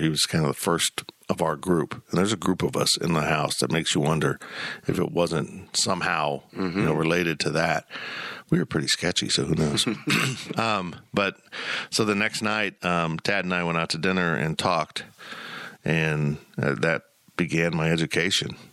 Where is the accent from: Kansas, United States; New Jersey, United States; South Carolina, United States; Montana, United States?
Kansas, United States; Salina; also born or lived in West Palm Beach, Florida / Columbia, Missouri; I was born actually in West Palm Beach and then moved to Columbia, Missouri. Thank God we didn't stay, and uh, ended up in Salina, Kansas